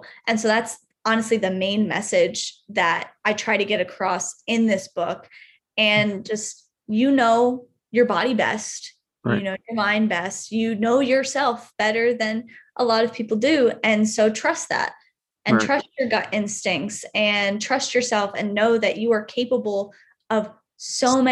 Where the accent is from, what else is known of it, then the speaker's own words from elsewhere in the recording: Connecticut, United States; moved away as an adult; now in San Diego, United States; not wanting to stay in my hometown anymore